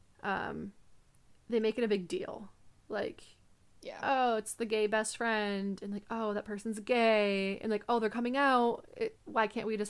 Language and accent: English; United States